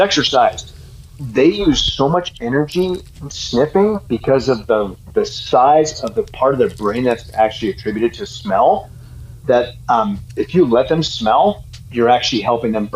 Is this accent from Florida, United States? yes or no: no; Boulder, Colorado, United States; I was born in Boulder